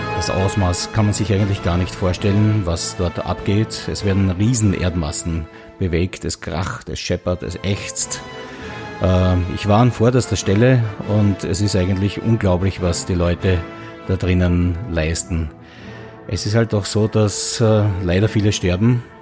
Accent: Austria; der Semmering-Bass, der eigentlich in der Nähe meiner Heimat liegt, zwischen Niederösterreich und der Steiermark das Grenzgebirge bildet

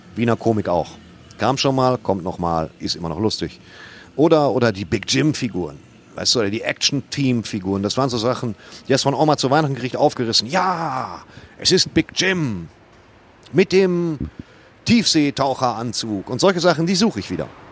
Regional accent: Waltrop, North Rhine-Westphalia, Germany; also born or lived in Dortmund / Soest; meine Heimatstadt

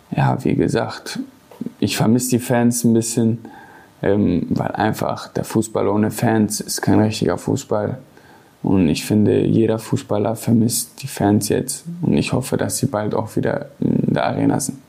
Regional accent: Gelsenkirchen, North Rhine-Westphalia, Germany; Ich bin in Gelsenkirchen geboren, bin hier zur Schule gegangen auf Bergerfeld

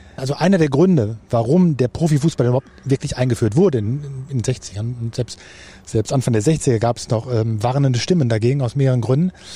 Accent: Germany; für uns als Deutsche

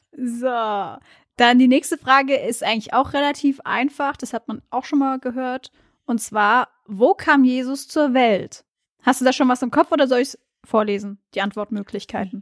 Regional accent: Mainz, Rhineland-Palatinate, Germany; ich aus dem Mainzer Raum komme

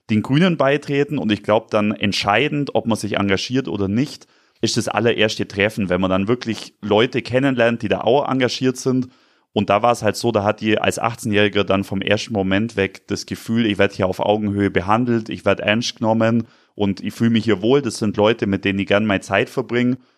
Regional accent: Bavaria, Germany; Und ich bin eben im Landkreis Günzburg aufgewachsen. Das heißt, man sieht in der Ferne immer das Atomkraftwerk Grundremmingen.

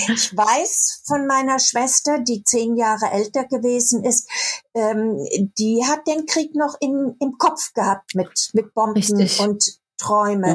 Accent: Baden-Württemberg, Germany; accent: Baden (badisch); moved away as an adult; now in Cologne, Germany; ich komme aus Süddeutschland, aus dem Badischen und habe auch manchmal noch so einen badischen Akzent

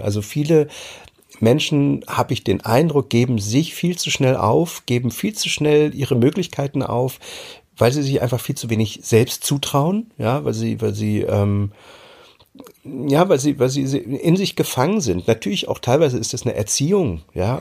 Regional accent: East Germany, Germany; moved away as an adult; also born or lived in Hamburg; now in Mecklenburg, Germany; ich bin damals äh, in der DDR groß geworden

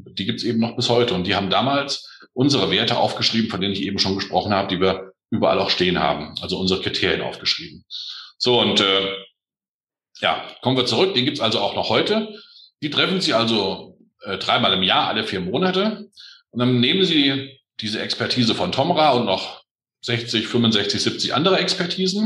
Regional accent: northeast Hesse, Germany; ich bin eigentlich Hesse. Ich bin Ost, Ost, Nordosthesse

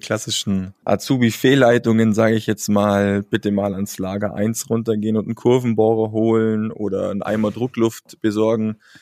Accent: Allgäu, Bavaria, Germany; Als Allgäuer

